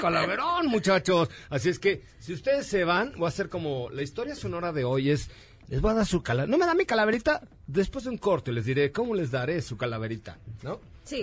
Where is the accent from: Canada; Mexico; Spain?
Mexico; como mexicano